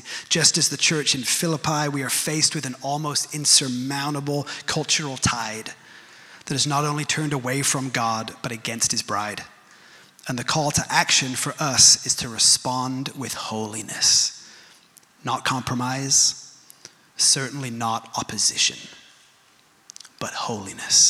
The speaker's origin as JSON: {"language": "English", "country": "United Kingdom", "said": "I'm British"}